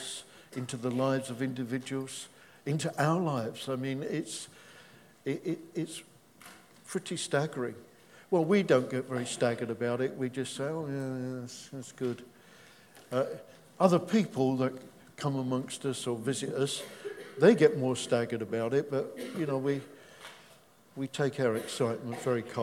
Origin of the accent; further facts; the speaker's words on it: England, United Kingdom; we're English